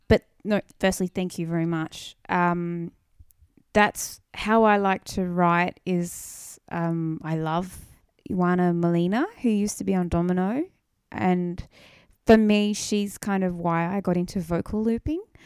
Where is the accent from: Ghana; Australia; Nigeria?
Australia; Wollongong, New South Wales; I grew up in Wollongong